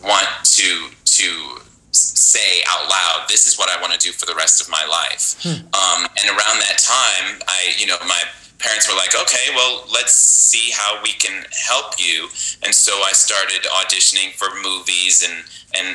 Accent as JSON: {"language": "English", "town": "Buffalo", "region": "New York", "country": "United States", "tie": "born or raised there", "moved": "yes", "lives_now": "Las Vegas, United States", "said": "I grew up in Buffalo, New York. I was born in Buffalo. My family moved away for a little while, and then we returned in my middle school years"}